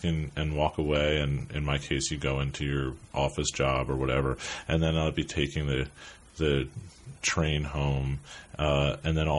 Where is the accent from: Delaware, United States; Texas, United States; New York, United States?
New York, United States; New York City; also born or lived in Brooklyn; I grew up in New York. I grew up in Manhattan.